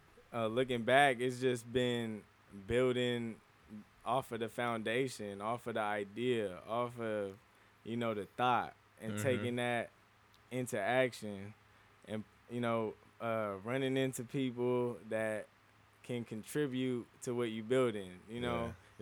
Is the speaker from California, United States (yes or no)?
yes; Anaheim, California, United States; I'm from Anaheim.